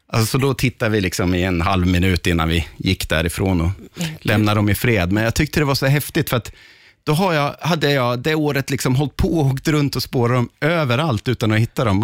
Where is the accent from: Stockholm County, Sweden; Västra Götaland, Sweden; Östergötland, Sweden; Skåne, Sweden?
Östergötland, Sweden; jag växte upp i Östergötland